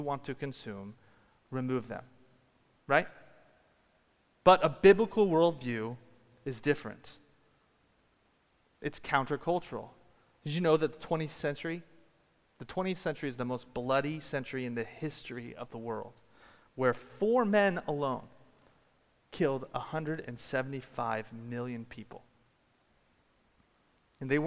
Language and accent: English; Washington, United States; moved away; I come from Washington State